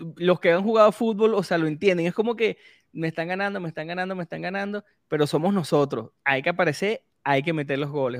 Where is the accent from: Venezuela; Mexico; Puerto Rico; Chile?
Venezuela